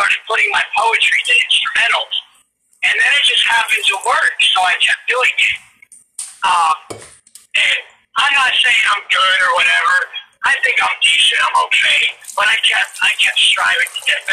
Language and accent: English; New England, United States; I'm from New England.